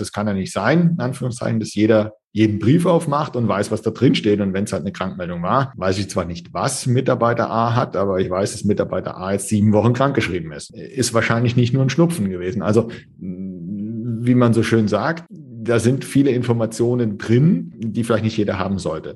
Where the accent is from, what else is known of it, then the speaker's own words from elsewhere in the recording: Germany; bei uns in Deutschland